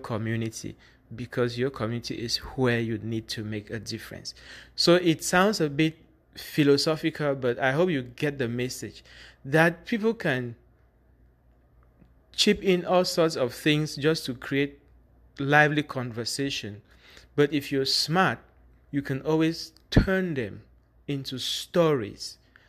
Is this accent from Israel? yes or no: no; Bamenda, Northwest Region, Cameroon; When I say I'm from Bamenda